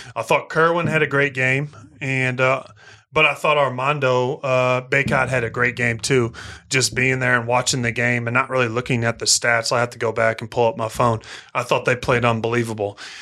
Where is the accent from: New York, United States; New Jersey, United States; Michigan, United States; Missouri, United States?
Missouri, United States; I'm from Missouri. I'm from the country